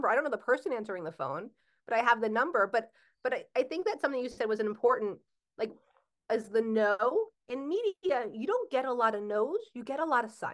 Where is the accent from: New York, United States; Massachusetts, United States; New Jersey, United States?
New Jersey, United States; I'm from Jersey